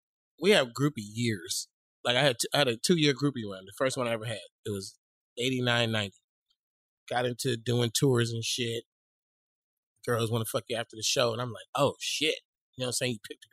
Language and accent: English; California, United States; I was, come on, I came from California.